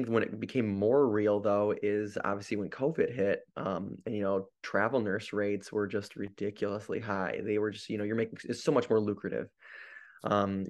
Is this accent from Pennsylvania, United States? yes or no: no; Grand Rapids, Michigan, United States; moved away as an adult; also born or lived in Salinas, California; I'm an ER nurse currently traveling, but I'm from Grand Rapids, Michigan